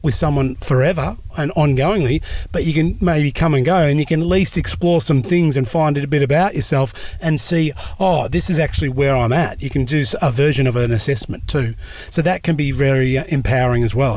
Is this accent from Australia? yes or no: yes; Australia; I'm Australian